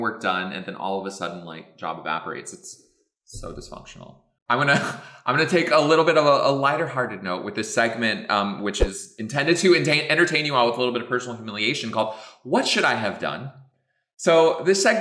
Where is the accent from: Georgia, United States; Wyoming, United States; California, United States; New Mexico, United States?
New Mexico, United States; moved away; I'm from New Mexico originally